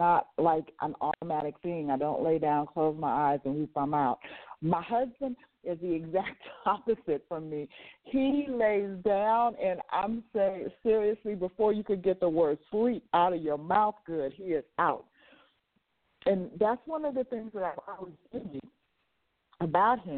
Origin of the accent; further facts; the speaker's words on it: Las Vegas, Nevada, United States; moved away; I grew up and lived in Las Vegas, Nevada, so I lived in a 24-hour setting where everything was open 24 hours